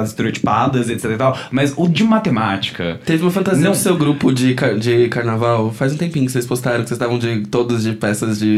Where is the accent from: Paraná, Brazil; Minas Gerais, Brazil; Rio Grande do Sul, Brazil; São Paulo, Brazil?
São Paulo, Brazil; eu sou natural do Bom Retiro. no caso. sou bem daqui